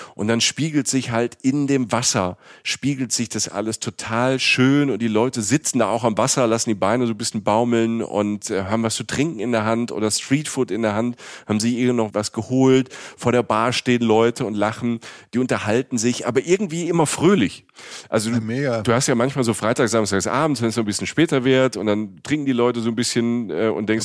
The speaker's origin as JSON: {"language": "German", "country": "Germany"}